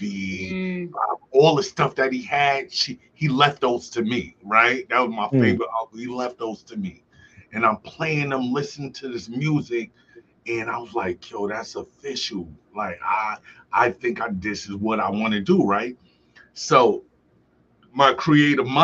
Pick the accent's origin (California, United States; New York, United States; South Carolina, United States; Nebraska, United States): New York, United States; New York City; moved away as an adult; also born or lived in Buffalo, New York; now in Medina, United States; I grew up in Brooklyn.